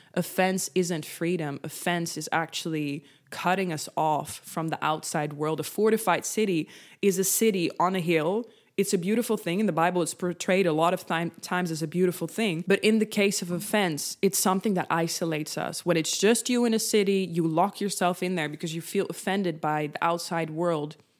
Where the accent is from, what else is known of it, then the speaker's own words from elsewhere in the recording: Netherlands; first language Dutch; English is a second language; I am Dutch, so Dutch is my first language